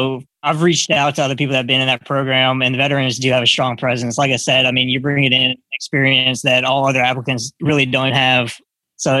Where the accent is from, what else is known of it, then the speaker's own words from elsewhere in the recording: Pensacola, Florida, United States; I grew up in Pensacola, Florida.